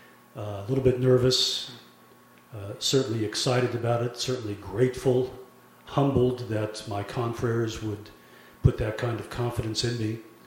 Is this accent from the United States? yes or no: no; Germany; born there; But I was born in Germany to a German family.